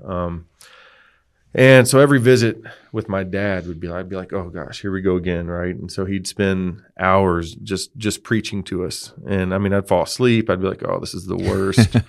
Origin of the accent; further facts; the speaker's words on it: Texas, United States; I grew up in Texas. Um, I'm a Texas guy. Uh, I was born in the very southern tip